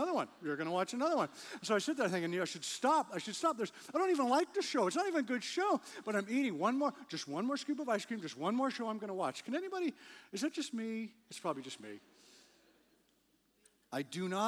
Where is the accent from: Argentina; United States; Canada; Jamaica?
Canada; moved away; I grew up in Canada, spent a lot of time trying to drive on ice